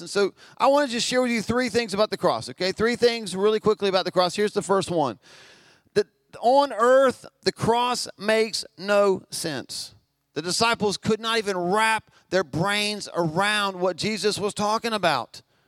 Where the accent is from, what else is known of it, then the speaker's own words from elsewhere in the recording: Albemarle, North Carolina, United States; we're from Albemarle.